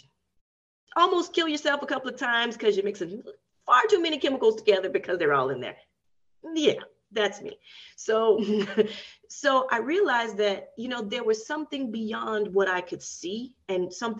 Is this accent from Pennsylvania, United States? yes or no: no; Nashville, Tennessee, United States; I grew up in Nashville, and there's a lot of history of segregation.